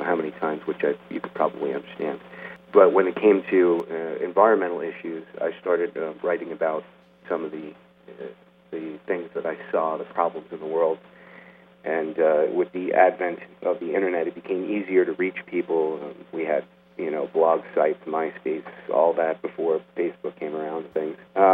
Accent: not far from New York City, New Jersey, United States; I actually grew up not far from New York City in New Jersey, just across the river

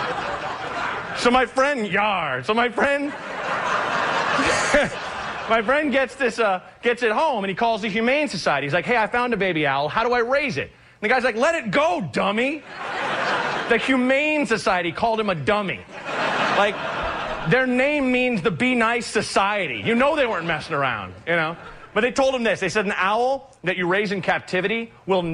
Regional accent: Oregon, United States; I'm from Oregon

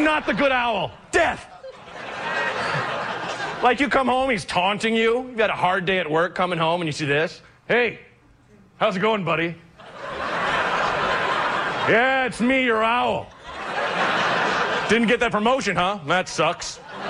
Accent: Oregon, United States; I'm from Oregon

